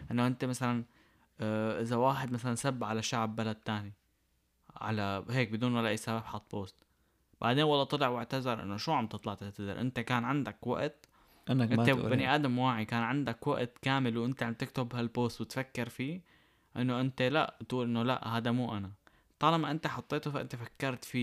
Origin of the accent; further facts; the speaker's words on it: Syria; now in Canada; انت مثلا لنقول نحن اجينا من سوريا على كندا نحن ما اجينا بالمصاري